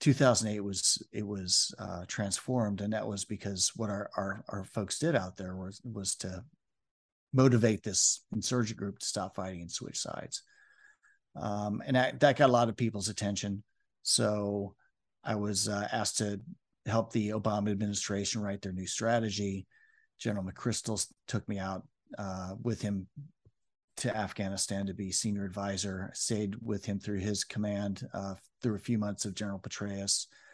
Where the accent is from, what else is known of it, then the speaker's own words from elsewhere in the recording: Omaha, Nebraska, United States; born there; I was born in Omaha, Nebraska